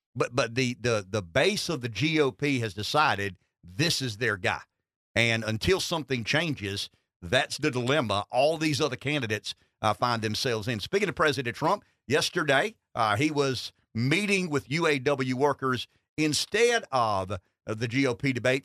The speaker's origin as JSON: {"language": "English", "town": "Pamplico", "region": "South Carolina", "country": "United States", "tie": "born or raised there", "said": "I'm from Pamplico."}